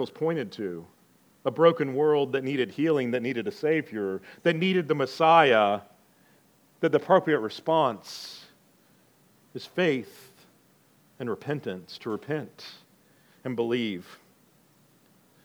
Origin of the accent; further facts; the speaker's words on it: the South, United States; moved away; I'm from the South